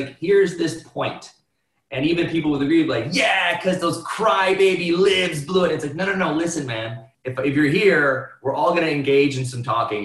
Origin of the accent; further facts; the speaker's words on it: Cleveland, Ohio, United States; I grew up in Cleveland, 15 minutes away from St. Edward High School